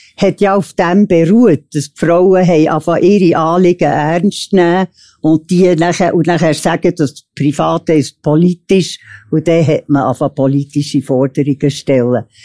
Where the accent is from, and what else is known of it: Switzerland; born or raised there